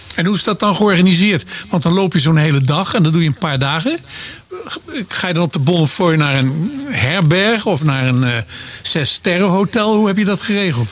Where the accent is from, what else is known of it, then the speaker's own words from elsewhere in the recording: Arnhem, Gelderland, Netherlands; ik kom natuurlijk uit Arnhem